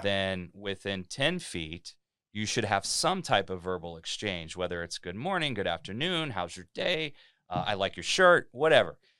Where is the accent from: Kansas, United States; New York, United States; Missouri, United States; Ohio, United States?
Ohio, United States; Cincinnati; moved away as an adult; now in Delray Beach, United States; I'm from Cincinnati, Ohio. I lived there most of my life. I'm a Midwestern guy